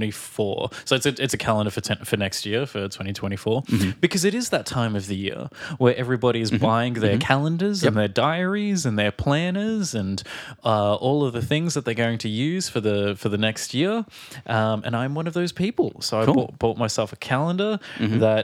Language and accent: English; Australia; now in Prague, Czech Republic; from Australia.